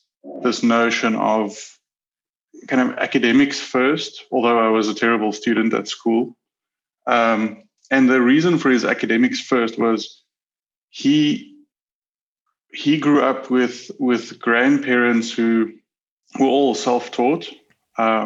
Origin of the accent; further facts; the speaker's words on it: Pretoria, Gauteng, South Africa; I was born in Pretoria, South Africa, with two siblings